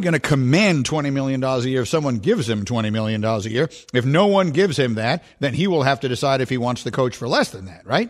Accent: New York, United States; moved away as an adult; also born or lived in Chicago; I grew up in New York, but then I grew up again in Chicago.

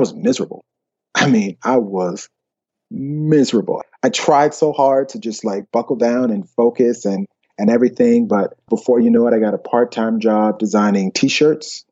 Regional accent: Alabama, United States; moved away as an adult; also born or lived in Columbus, Georgia / Atlanta, Georgia; now in Copenhagen, Denmark; the rest was there in Alabama

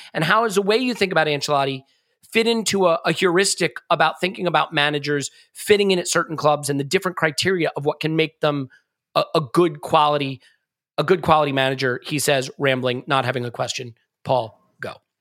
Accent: United States; being an American

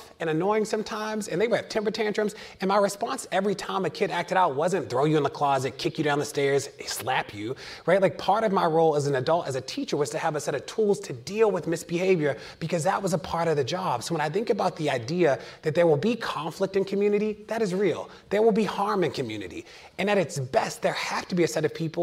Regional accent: Baltimore, Maryland, United States; I'm from Baltimore, live in Baltimore

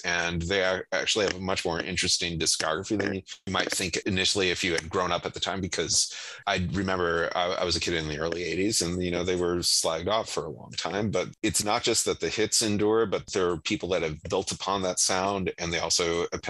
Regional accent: Michigan, United States; And even though I'm from Michigan, I wound up going for the New York Dolls

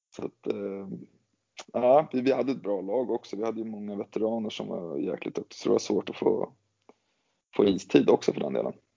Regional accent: Gävle, Gävleborg County, Sweden; startade karriären här, här hemma i Gävle

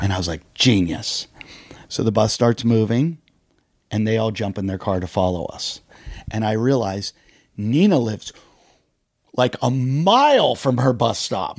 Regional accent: Pittsburgh, Pennsylvania, United States; I grew up in Pittsburgh, in this little suburb of Pittsburgh

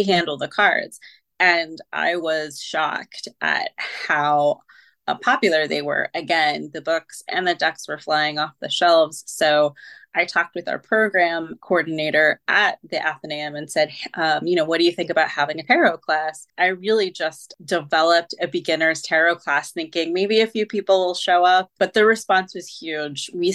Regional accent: near Salem, Massachusetts, United States; as a teen, I grew up near Salem

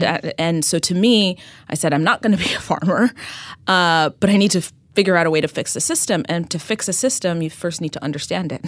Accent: Ethiopia; moved away as an adult; now in New York City, United States; I, uh, was born and raised in Ethiopia

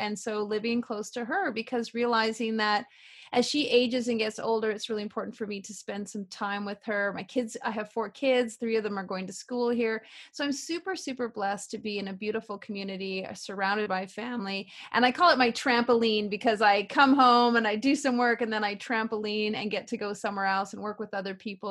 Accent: Canada; also born or lived in Vancouver; Well, you know, I'm a typical small town girl. I grew up in Canada and I never fit into my small town. And 10 days after I graduated from high school, I moved to the big city. I lived in Vancouver for 21 years.

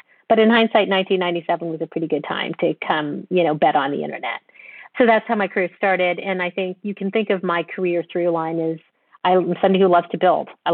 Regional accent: Canada; moved away as an adult; also born or lived in London / Bay Area; I grew up in Canada

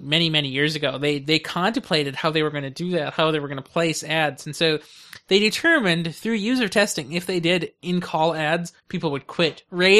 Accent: California, United States; Yes, it is, because you know I'm from California, right?

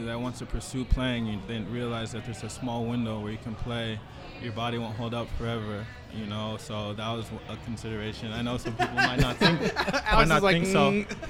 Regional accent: Nigeria; moved away; I was born in Nigeria too

